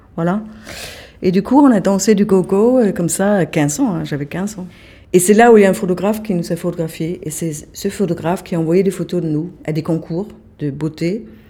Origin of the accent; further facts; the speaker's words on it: Kolding, Southern Denmark, Denmark; French is a second language; now in France; je me suis, jamais sentie euh, chez moi à Colding